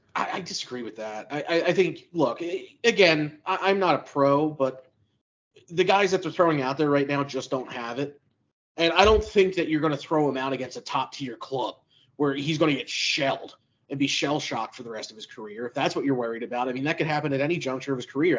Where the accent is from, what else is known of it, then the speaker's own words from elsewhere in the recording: Philadelphia, Pennsylvania, United States; I grew up in Kensington, actual Kensington